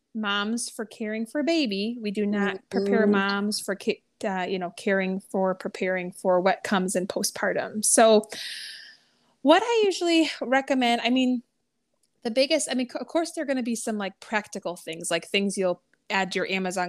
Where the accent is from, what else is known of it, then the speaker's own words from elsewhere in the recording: New England, United States; moved away; I'm actually originally from New England area